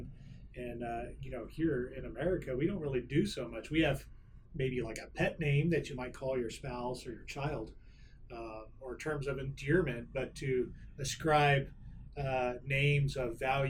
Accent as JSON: {"language": "English", "region": "Texas", "country": "United States", "tie": "born or raised there", "said": "I grew up in Texas and spent most of my life in Texas"}